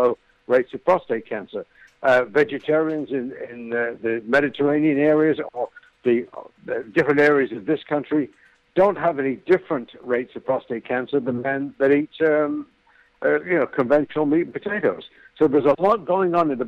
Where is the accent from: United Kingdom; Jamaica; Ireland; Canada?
United Kingdom; moved away as an adult; now in United States; I'm an ex-Brit. I've lived in America 30-some-odd years. I'm an American now.